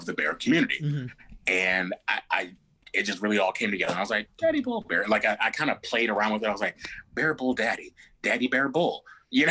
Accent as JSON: {"language": "English", "region": "Midwest", "country": "United States", "said": "I'm a guy from the Midwest"}